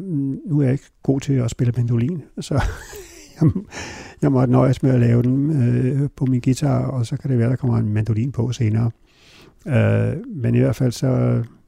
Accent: Hornbæk, Capital Region of Denmark, Denmark; also born or lived in Copenhagen / Virum; så jeg voksede op, og så altså hele min skoletid, der boede jeg i det hus, som min, min far boede i, indtil han døde, som lå klods op i Hornbæk Plantage

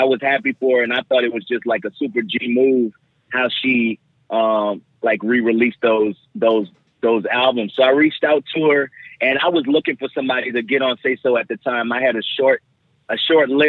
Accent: New Orleans, Louisiana, United States; my hometown

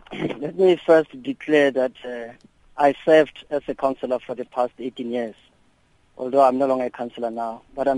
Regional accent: Welkom, Free State, South Africa; you know, I'm from Velkom, Machabi municipality.

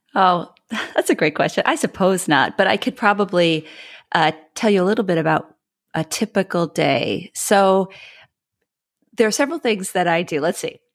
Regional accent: Midwest, United States; moved away; I am a Midwesterner by upbringing.

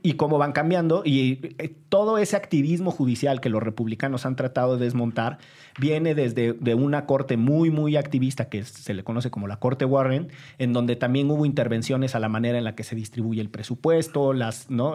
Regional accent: Orizaba, Veracruz, Mexico; moved away; Orizaba, Veracruz, de donde soy oriundo

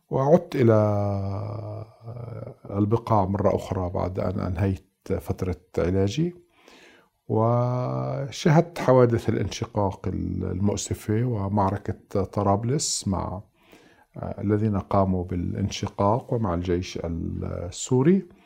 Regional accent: Nablus, West Bank, Palestine; تقاسم كل يعني عائلتين ثلاثة منزل وهكذا يعني نشأت في في نابلس بعد النكبة

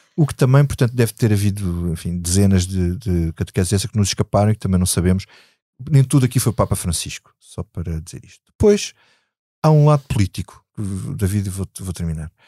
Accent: Alentejo, Portugal; eu sou do Alentejo

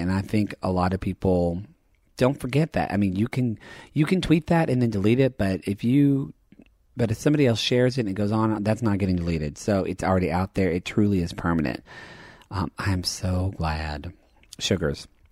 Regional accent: southern Oklahoma, United States; I grew up being gay in Oklahoma

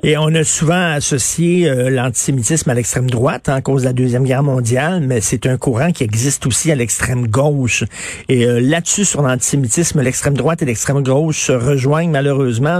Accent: Quebec, Canada; Nous sommes des Québécois

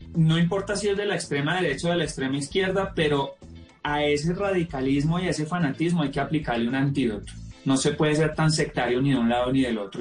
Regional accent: Colombia; los 40 años que he vivido como colombiano

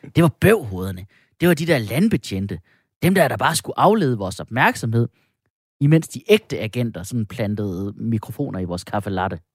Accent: Denmark

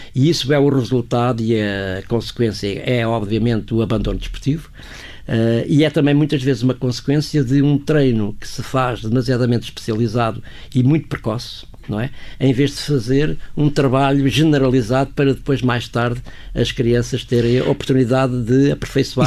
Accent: Portugal; como português

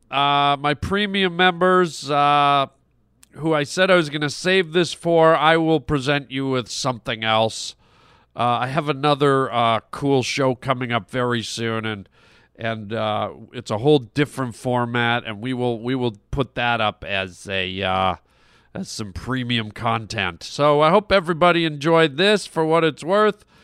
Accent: Canada; I grew up in Canada

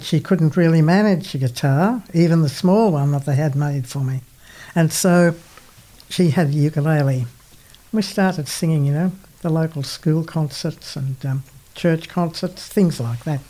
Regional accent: Singleton, New South Wales, Australia; I was born in Singleton in the Hunter Valley.

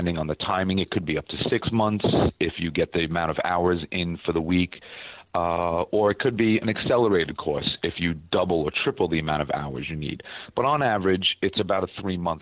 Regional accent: New York, United States; being a New Yorker

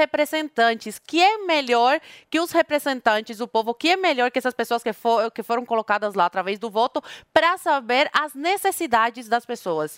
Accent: Brazil; accent: Brazilian; eu falo espanhol com sotaque de brasileira.

